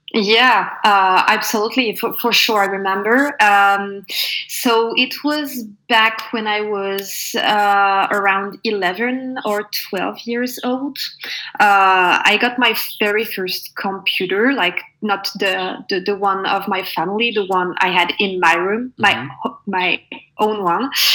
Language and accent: English; Normandy, France; born or raised there; also born or lived in Paris